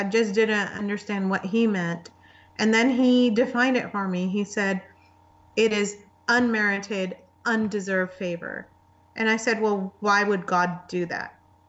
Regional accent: Pakistan; also born or lived in Saudi Arabia / United Arab Emirates; now in United States; I was born in the Middle East. Yeah. And I lived in Saudi Arabia and I lived in United Arab Emirates. But my background is I'm from Pakistan.

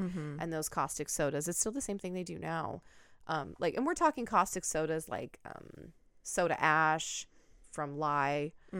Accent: Pacific Northwest, United States; And I grew up in the Pacific Northwest. You drive to the coast, there's paper mills everywhere.

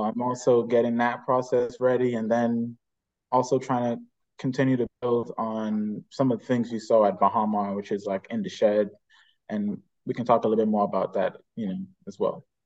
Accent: Bahamas; born and raised in the Bahamas.

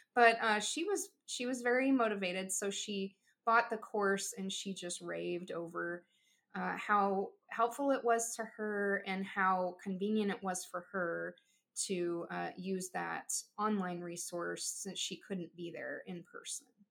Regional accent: Southeast Missouri, United States; here in uh, Southeast Missouri.

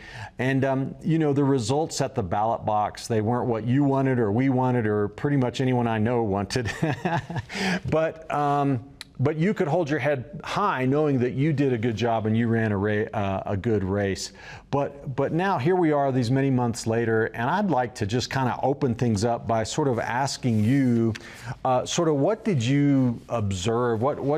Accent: Oklahoma, United States; now in Colorado, United States; Before that, I came from Oklahoma.

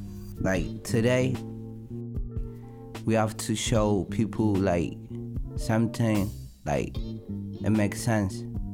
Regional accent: Ethiopia; moved away; I'm from Ethiopia.

